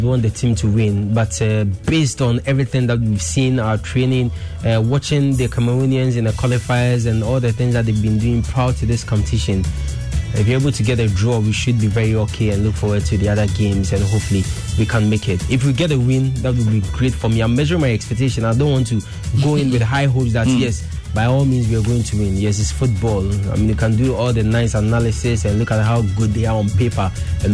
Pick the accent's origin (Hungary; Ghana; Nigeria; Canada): Ghana; I'm a Ghanaian